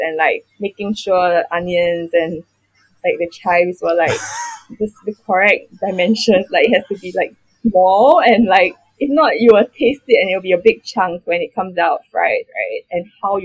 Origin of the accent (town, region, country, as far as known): Singapore